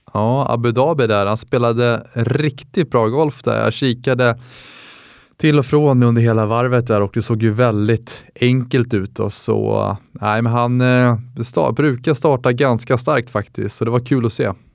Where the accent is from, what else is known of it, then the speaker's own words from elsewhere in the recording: Täby, Stockholm County, Sweden; 24 år gammal från Täby